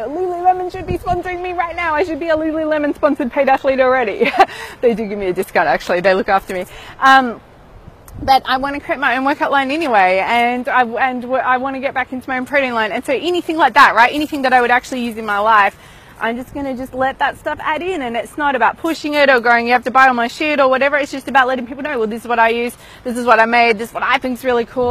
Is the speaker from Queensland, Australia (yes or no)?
no; Melbourne, Victoria, Australia; moved away; back in my hometown of Melbourne